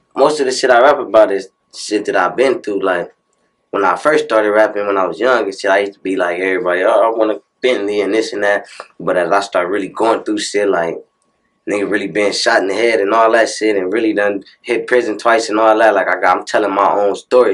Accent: Compton, California, United States; I'm from Chester Avenue

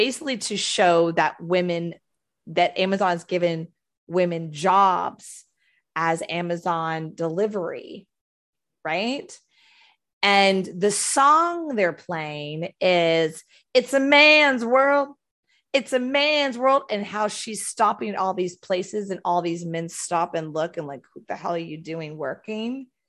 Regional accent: Houston, Texas, United States; also born or lived in Florida; I'm from Texas, born, raised Texas, Houston, Texas. Lived in Florida in the early 2000s, then went home.

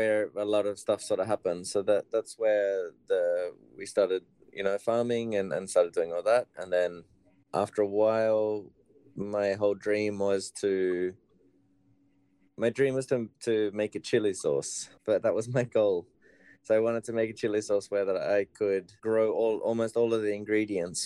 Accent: Australia; moved away as an adult; also born or lived in Barcelona, Spain; now in Malmö, Sweden; Okay, so I'm originally from Australia. I was born and grew up there.

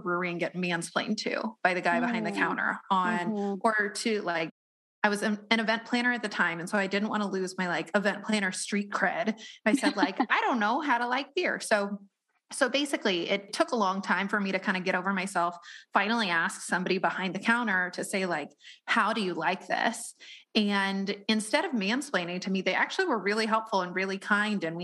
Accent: Colorado, United States; … and I grew up in Colorado

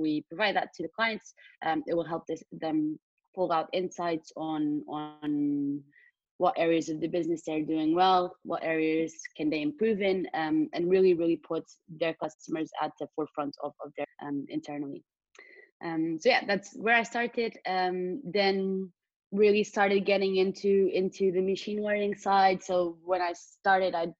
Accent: Portugal; moved away as an adult; now in London, United Kingdom; I come from Portugal, which is where I'm in right now due to the pandemic

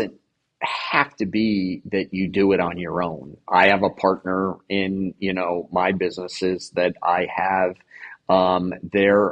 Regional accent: New Jersey, United States; I grew up in New Jersey

